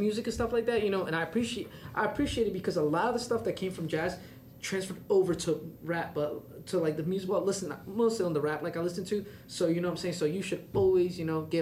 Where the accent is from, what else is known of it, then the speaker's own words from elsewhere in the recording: New York, United States; I'm from New York